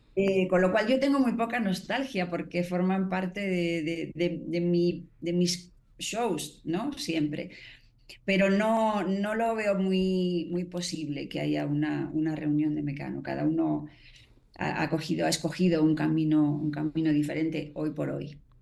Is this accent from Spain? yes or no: yes; Spain; now in Mexico; mi parte española, que también obviamente adoro mi tierra